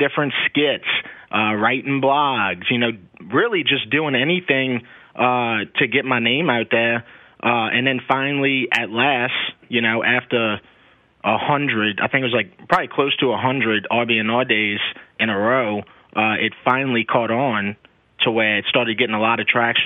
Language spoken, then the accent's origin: English; St. Bernard Parish, Louisiana, United States; I'm from St. Bernard Parish.